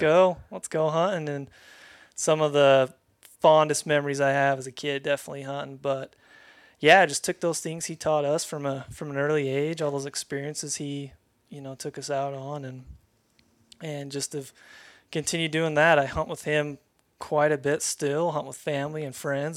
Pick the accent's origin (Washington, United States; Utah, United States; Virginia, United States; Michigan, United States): Utah, United States; Lehi; born and raised in Lehigh, Utah